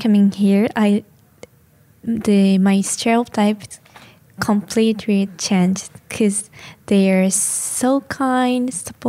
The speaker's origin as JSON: {"language": "English", "region": "Tokyo", "country": "Japan", "second_language": "English", "moved": "as an adult", "lives_now": "Brockport, United States", "said": "I'm from Tokyo, Japan."}